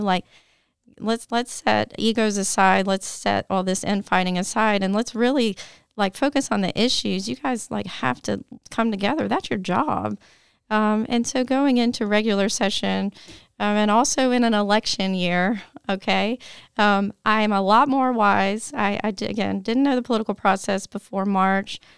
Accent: Tennessee, United States; I was born and raised in Tennessee

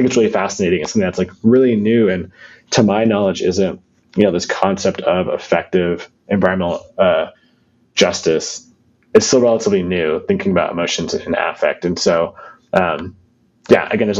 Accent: Florida, United States; moved away; I grew up in Florida

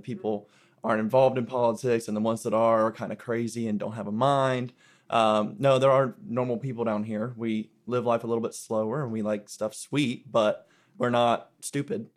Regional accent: Indian Land, South Carolina, United States; now in Lillington, United States; from Indian Land, South Carolina, but I live in Lillington now

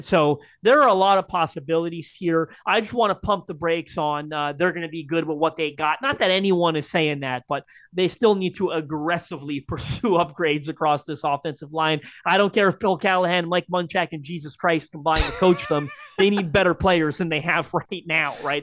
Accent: Canada; as a Canadian

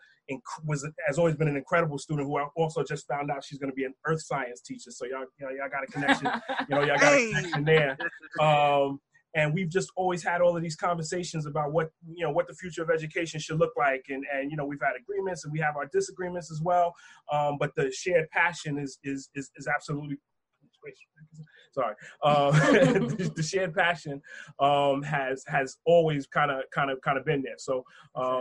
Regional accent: Westchester, New York, United States; also born or lived in the Bronx; I'm from Westchester

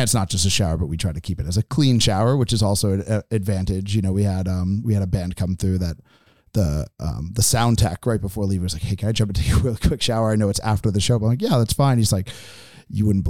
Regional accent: Boston, Massachusetts, United States; moved away as an adult; also born or lived in San Francisco; now in Eugene, United States; where I'm from Boston

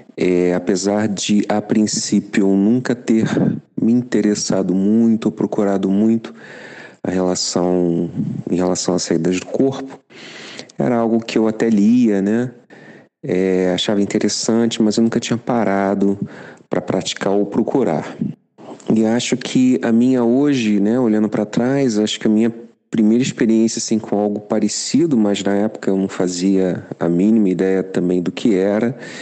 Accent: Rio de Janeiro, Brazil; moved away as an adult; now in Germany; eu sou carioca, eu tenho 50 anos, e há cinco anos eu moro e trabalho na Alemanha

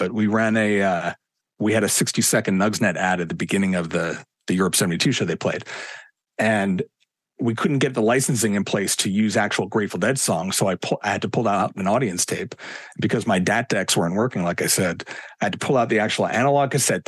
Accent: Philadelphia, Pennsylvania, United States; moved away as an adult; also born or lived in New York City; I grew up in Philly

